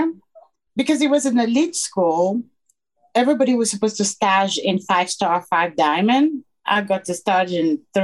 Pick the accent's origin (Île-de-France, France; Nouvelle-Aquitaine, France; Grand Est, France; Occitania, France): Île-de-France, France; Paris; English is a second language; moved away as an adult; also born or lived in England; now in United States; growing up in Paris, I never experienced any racism